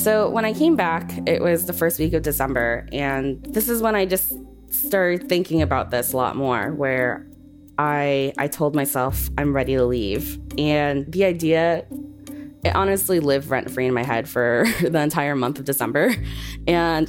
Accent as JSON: {"language": "English", "town": "Boston", "region": "Massachusetts", "country": "United States", "tie": "born or raised there", "said": "I'm born and raised in Boston."}